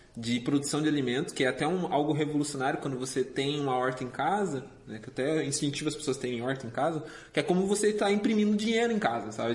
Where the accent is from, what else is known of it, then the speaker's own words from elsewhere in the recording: Joinville, Santa Catarina, Brazil; moved away as an adult; also born or lived in Curitiba; eu sou natural de Santa Catarina, sou joinvilense